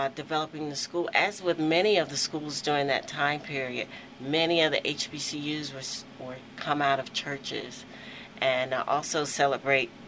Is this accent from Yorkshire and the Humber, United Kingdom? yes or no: no; Aberdeen, Scotland, United Kingdom; so you know I have to keep that in because I'm from Aberdeen.